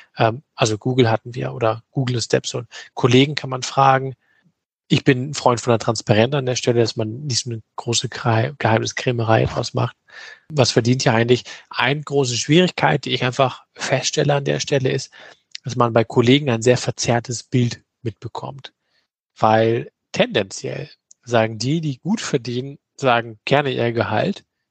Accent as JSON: {"language": "German", "country": "Germany", "said": "bei uns in Deutschland"}